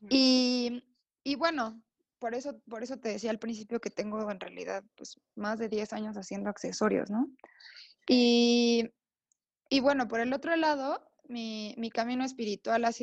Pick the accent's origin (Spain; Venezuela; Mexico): Mexico; Oaxaca; born there; now in San Cristóbal de las Casas, Mexico; Yo nací en Oaxaca